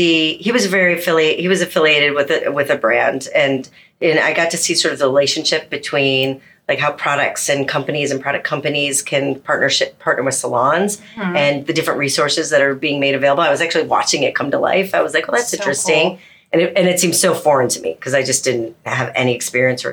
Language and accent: English; Chicago, Illinois, United States; moved away as an adult; now in California, United States; home based out of Chicago, which is my hometown